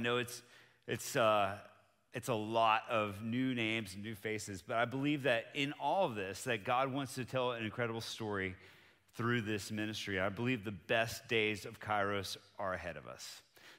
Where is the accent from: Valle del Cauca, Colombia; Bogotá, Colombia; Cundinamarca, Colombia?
Bogotá, Colombia; Bogota, Colombia; now in United States; So I grew up on the mission field. I'm from Bogota, Colombia. That's where my parents served for 30 years.